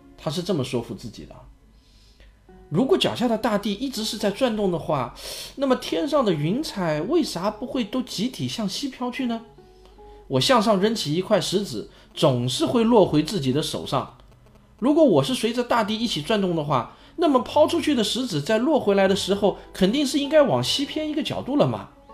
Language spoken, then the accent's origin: Chinese; China; 那我们中国人呢